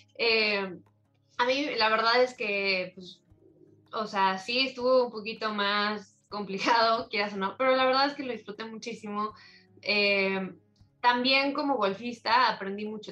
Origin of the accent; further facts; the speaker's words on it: Morelos, Mexico; yo soy de Morelos, eh, mi campo es Campestre de Cocoyoc